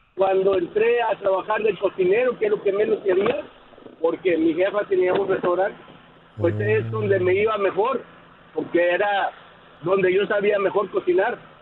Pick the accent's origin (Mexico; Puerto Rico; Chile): Mexico; northern Mexico; now in United States; Yo soy otro norteño